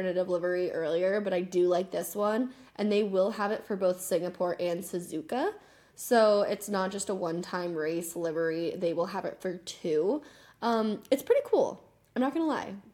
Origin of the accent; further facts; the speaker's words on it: United States; now in Argentina; I'm American